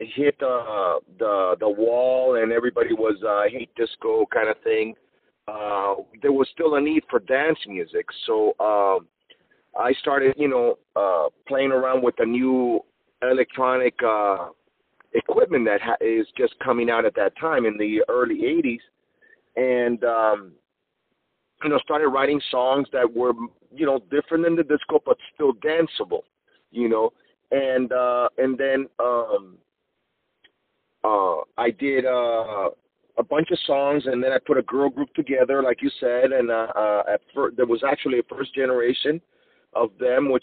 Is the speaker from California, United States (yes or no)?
yes; California, United States; also born or lived in Cuba; I was originally born in Cuba, then moved when I was very young to California, and I started playing in bands.